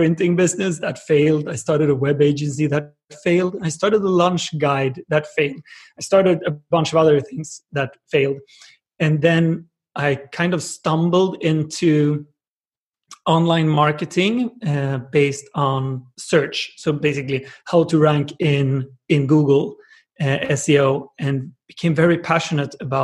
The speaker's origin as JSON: {"language": "English", "town": "Jönköping", "region": "Jönköping County", "country": "Sweden", "tie": "born or raised there", "said": "In Sweden, in a small town called Jönköping with like 100,000 people"}